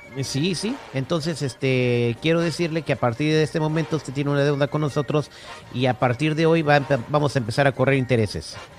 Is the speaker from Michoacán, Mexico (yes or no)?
yes; Morelia, Michoacán, Mexico; yo, soy, de Morelia, Michoacán.